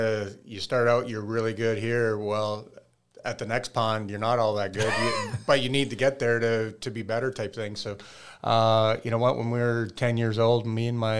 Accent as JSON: {"language": "English", "town": "Regina", "region": "Saskatchewan", "country": "Canada", "tie": "born or raised there", "said": "That just comes from growing up in Regina, Saskatchewan."}